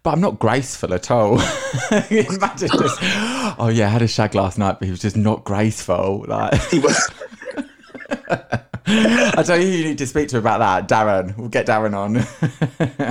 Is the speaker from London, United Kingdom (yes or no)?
yes; London, United Kingdom; I'm from South London as well